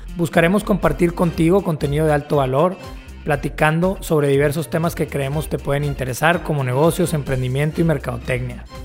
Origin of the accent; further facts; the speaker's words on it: Tampico, Tamaulipas, Mexico; moved away; also born or lived in Netherlands; nací en Tampico, crecí en Tampico, Tamaulipas